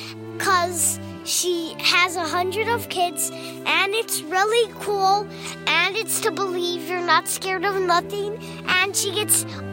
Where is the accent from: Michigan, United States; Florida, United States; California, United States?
Michigan, United States; I'm from Michigan.